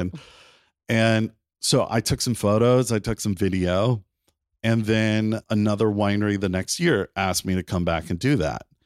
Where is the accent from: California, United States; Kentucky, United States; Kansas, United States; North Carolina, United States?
North Carolina, United States; Wilmington; moved away as an adult; also born or lived in South Bend, Indiana; now in Napa, United States; I was the only one born in Indiana, but I lived most of my life in, in Wilmington, North Carolina.